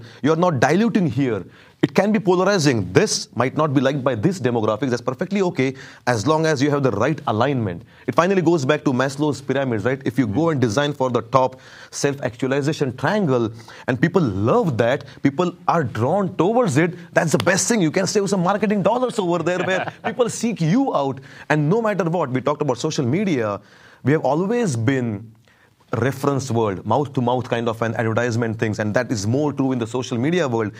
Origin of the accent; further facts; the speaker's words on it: India; moved away as an adult; now in United States; I'm here for the last 15 years in the US. I was born in India